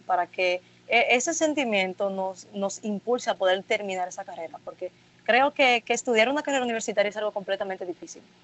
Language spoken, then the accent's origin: Spanish; Dominican Republic; aquí en Dominicana